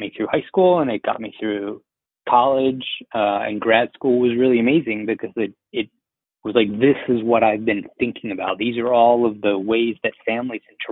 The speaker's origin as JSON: {"language": "English", "town": "Philadelphia", "region": "Pennsylvania", "country": "United States", "tie": "born or raised there", "said": "I was born in Philly"}